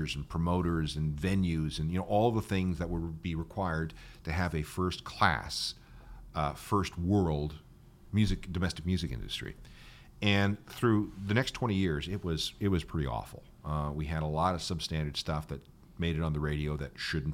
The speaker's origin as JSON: {"language": "English", "country": "Canada", "said": "we identify ourselves as, in some cases, as not Americans"}